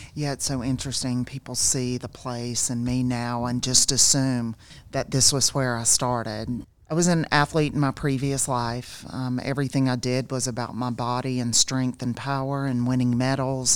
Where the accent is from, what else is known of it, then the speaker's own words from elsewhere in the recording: South Georgia, United States; I grew up in South Georgia